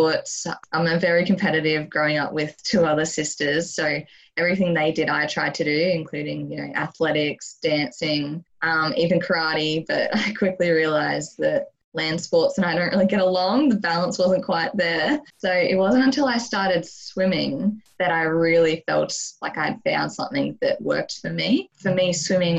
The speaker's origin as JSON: {"language": "English", "region": "Queensland", "country": "Australia", "tie": "born or raised there", "also_born_or_lived": "Albury-Wodonga, Victoria, Australia", "said": "I was born in Albury, Wodonga, which is a very small town in Victoria, before moving to Queensland when I was three"}